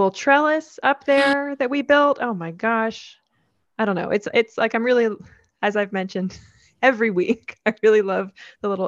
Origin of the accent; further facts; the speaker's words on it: New Jersey, United States; Hi, I'm an LPC from Pennsylvania, transplant from South Jersey.